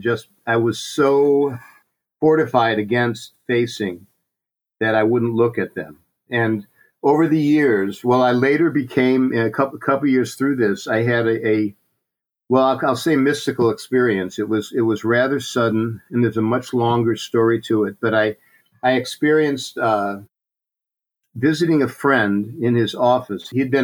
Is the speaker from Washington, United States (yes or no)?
no; St. Louis, Missouri, United States; moved away as an adult; also born or lived in New York City; now in San Francisco Bay Area, United States; my family moved to St. Louis, Missouri when I was about 3, and I grew up there in a suburb of St. Louis